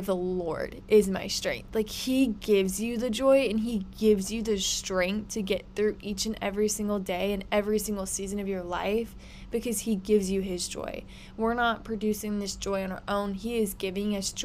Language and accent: English; Houston, Texas, United States; I am from Houston, Texas, so love Texas. Born and raised, have lived here my whole life.